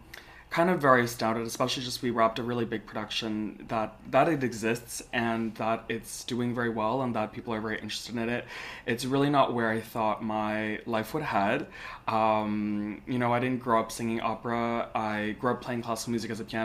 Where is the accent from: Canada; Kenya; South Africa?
Canada; I'm Chinese Canadian